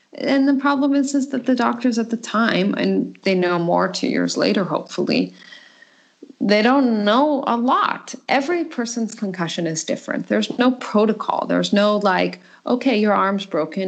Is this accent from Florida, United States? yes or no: no; Colorado, United States; moved away as an adult; now in Denmark; I'm from the United States and um, from Colorado. I was born and raised there.